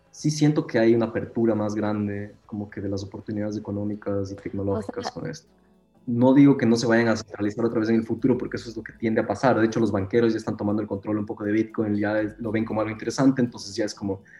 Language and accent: Spanish; Ecuador; now in Berlin, Germany; Eh, yo soy de Ecuador.